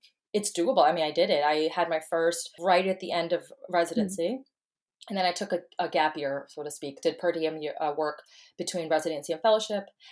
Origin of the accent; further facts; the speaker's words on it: New York, United States; moved away as an adult; now in Texas, United States; I'm originally from New York, and I moved to Texas about, I guess, like 8 months ago